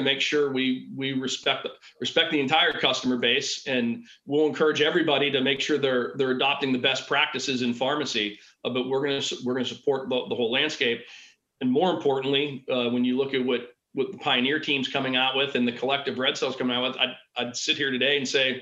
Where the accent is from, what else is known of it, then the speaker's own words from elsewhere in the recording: Pittsburgh, Pennsylvania, United States; I was from Pittsburgh